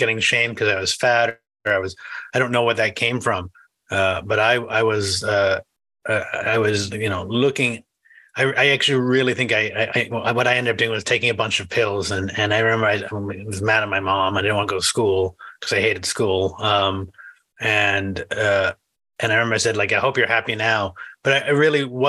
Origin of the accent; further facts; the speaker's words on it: New England, United States; I grew up in New England, which is not middle America